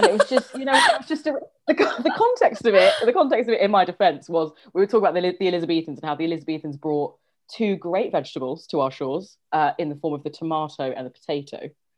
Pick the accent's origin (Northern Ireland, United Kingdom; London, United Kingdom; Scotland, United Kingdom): London, United Kingdom; I grew up in Northwest London, like many of us did.